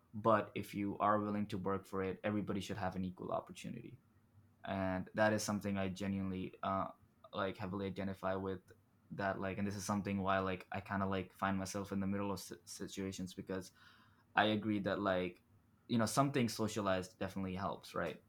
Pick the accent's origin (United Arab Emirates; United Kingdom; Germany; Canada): United Arab Emirates; Dubai; moved away; I was born and raised in Dubai